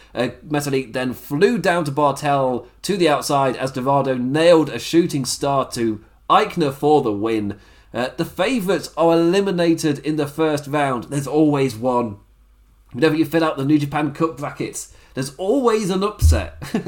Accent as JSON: {"language": "English", "region": "England", "country": "United Kingdom", "said": "I'm English"}